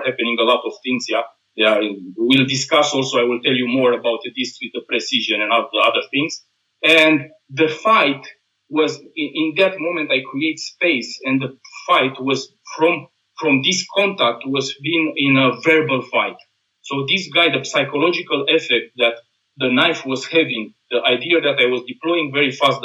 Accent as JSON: {"language": "English", "country": "Romania", "moved": "yes", "lives_now": "Austria", "said": "I am from Romania"}